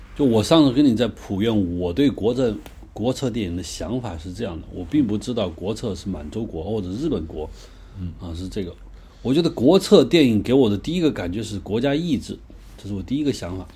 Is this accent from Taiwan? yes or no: no; China; 当时教育我们的就是我们中国人